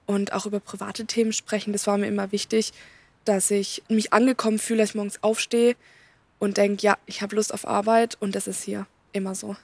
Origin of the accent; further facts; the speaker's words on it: Baden-Württemberg, Germany; ich komme auch hier aus der Region